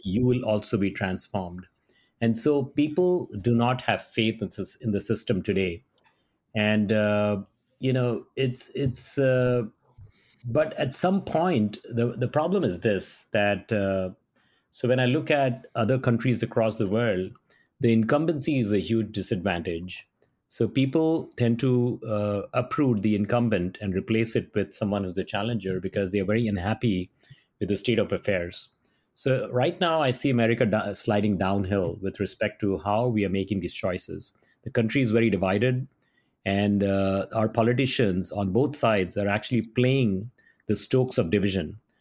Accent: Mumbai, Maharashtra, India; moved away as an adult; now in Silicon Valley, United States; From Bombay, India

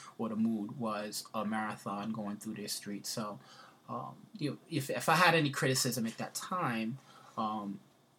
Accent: New York City, New York, United States; I grew up in the Bronx

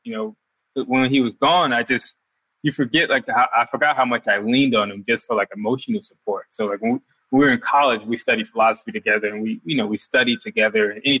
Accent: Newark, New Jersey, United States; I mean, like, you know, we grew up in Newark, New Jersey. It was a tough living situation.

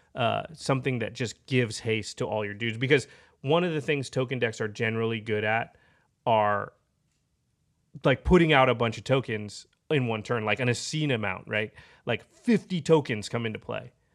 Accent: Portland, Oregon, United States; I'm from Portland

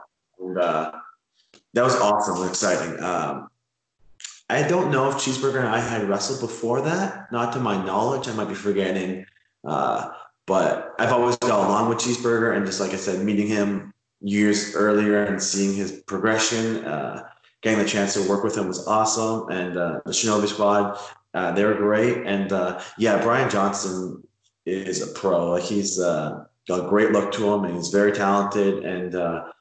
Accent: Hamilton, Ontario, Canada; I'm from Hamilton, which is just outside Toronto

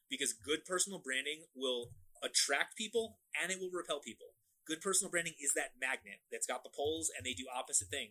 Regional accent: Florida, United States; I'm from Florida, I am dressed for the beach at any given time

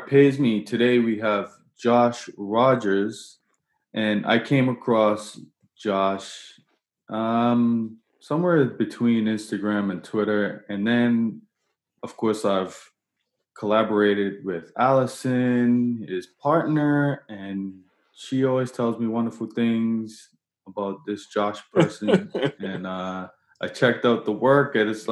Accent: Bermuda; moved away as an adult; now in Halifax, Canada; I still identify as someone from Bermuda, but I moved here at 19, so I've officially lived in Halifax longer

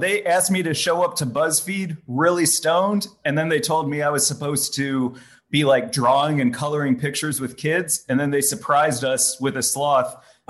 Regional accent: St. Louis, Missouri, United States; also born or lived in Chicago; now in Los Angeles, United States; I moved to LA from Chicago and grew up in St. Louis.

